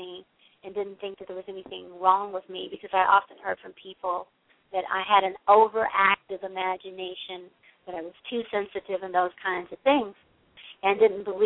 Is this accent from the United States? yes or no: yes; Western Kentucky, United States; moved away; also born or lived in Bay Area, California; I grew up in Western Kentucky